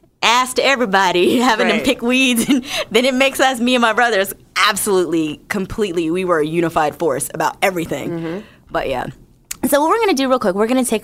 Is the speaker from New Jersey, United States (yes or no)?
yes; New Jersey, United States; moved away; also born or lived in Northern Virginia; I'm from Jersey originally